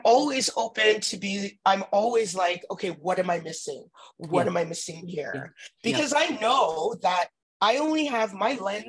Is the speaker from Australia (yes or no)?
no; Edmonton, Alberta, Canada; moved away; also born or lived in Ontario; I grew up in Edmonton